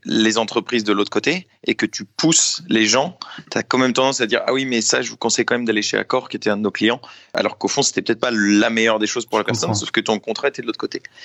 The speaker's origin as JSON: {"language": "French", "country": "France", "said": "je suis français, j'ai 27 ans"}